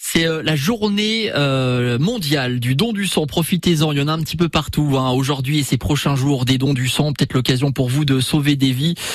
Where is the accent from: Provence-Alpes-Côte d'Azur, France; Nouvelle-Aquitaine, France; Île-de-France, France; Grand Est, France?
Grand Est, France; Moselle; chez nous en Moselle